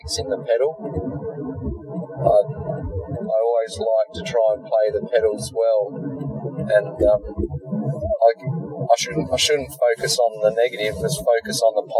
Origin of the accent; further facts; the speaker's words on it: Victor Harbor, South Australia, Australia; my hometown of Victor Harbour.